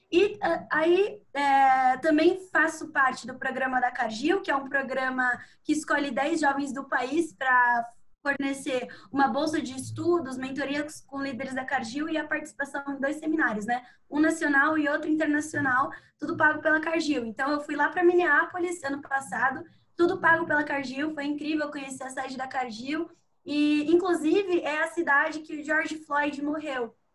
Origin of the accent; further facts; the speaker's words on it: Sorocaba, São Paulo, Brazil; now in Piracicaba, Brazil; eu tenho 21 anos, eu sou natural de Sorocaba.